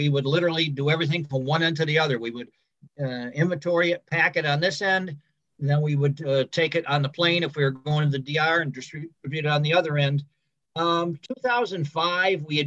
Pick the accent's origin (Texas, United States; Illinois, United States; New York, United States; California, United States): New York, United States; Cooperstown; I wasn't born here at the Hall of Fame, but I was born in Cooperstown.